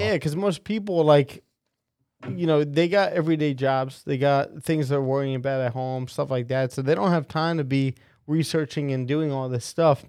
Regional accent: West Long Branch, New Jersey, United States; growing up in West Long Branch

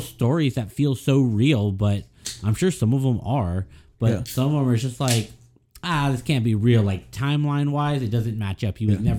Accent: Austin, Texas, United States; I grew up in Austin

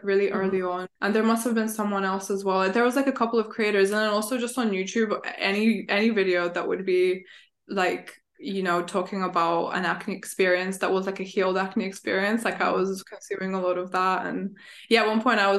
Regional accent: Bulgaria; moved away; I'm back home because I'm originally from Bulgaria. So like I go back

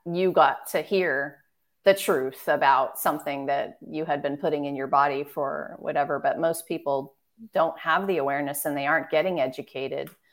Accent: Marin County, California, United States; moved away as an adult; also born or lived in San Francisco, California / Washington, D.C. / East Coast; San Francisco, California, and I grew up in Marin County. So born in the city, but we grew up in Marin

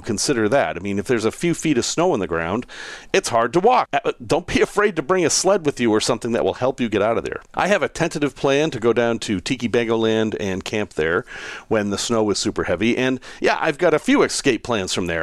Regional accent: New England, United States; moved away; I grew up in New England and we had a lot of snow and I enjoyed it.

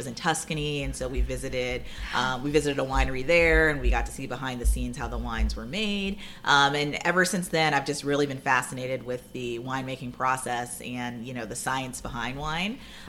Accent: Ohio, United States; now in Davidson, United States; I'm from Ohio

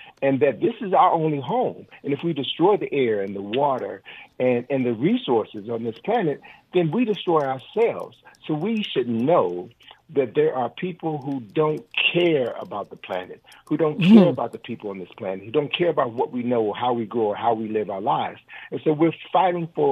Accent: Chicago, Illinois, United States; now, I'm from Chicago

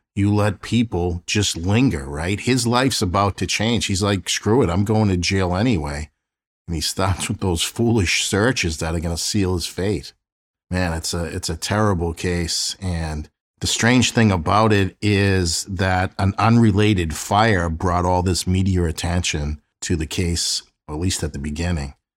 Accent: Boston, Massachusetts, United States; my hometown of South Boston

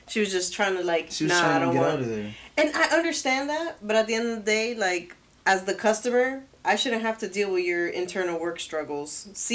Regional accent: New York, United States; born there; You know I was born in New York.

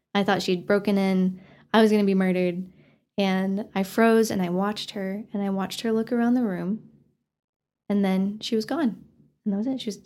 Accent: Canyon, Texas, United States; I grew up in Canyon

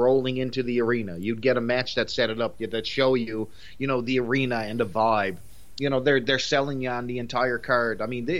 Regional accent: Canada; I'm Canadian.

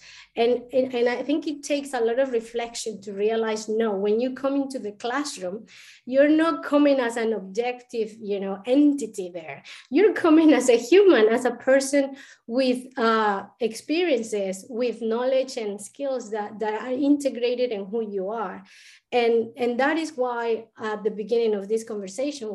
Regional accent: Colombia; first language Spanish; English is a second language; moved away as an adult; now in Ireland; I am located right now in Ireland, but I'm not from Ireland. I was born in Colombia. Spanish is my first language

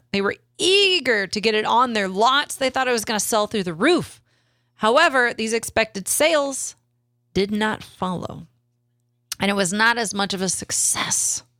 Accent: Texas, United States; I'm from South Texas. Suck it.

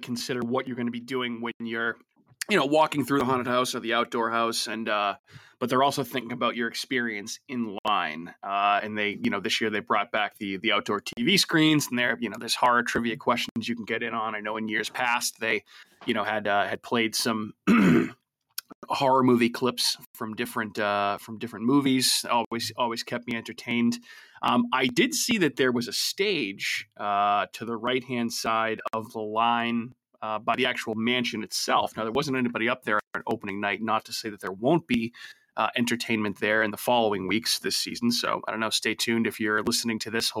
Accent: Randolph, Massachusetts, United States; where I grew up in Randolph, Massachusetts.

